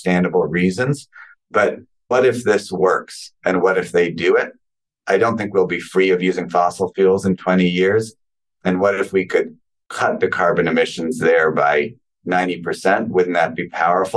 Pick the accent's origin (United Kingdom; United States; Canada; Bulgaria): Canada; a Canadian-born person